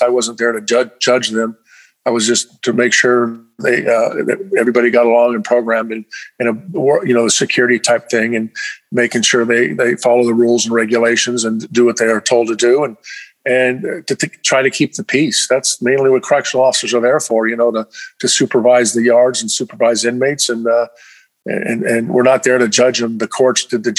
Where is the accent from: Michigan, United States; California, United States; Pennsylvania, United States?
California, United States; Camarillo; moved away as an adult; now in Arizona, United States; I grew up in Camarillo, Ventura County in California